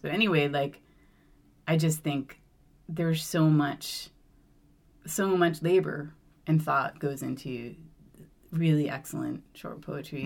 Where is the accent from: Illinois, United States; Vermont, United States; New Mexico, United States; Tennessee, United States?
Vermont, United States; moved away as an adult; I grew up in Vermont